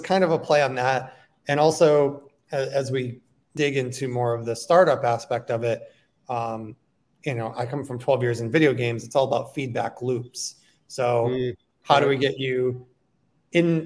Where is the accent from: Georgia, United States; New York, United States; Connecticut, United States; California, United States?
New York, United States; south of Buffalo; I grew up south of Buffalo